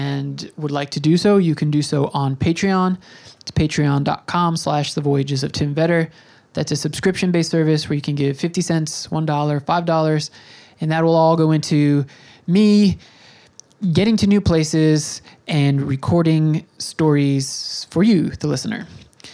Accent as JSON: {"language": "English", "region": "New York", "country": "United States", "said": "I'm from New York"}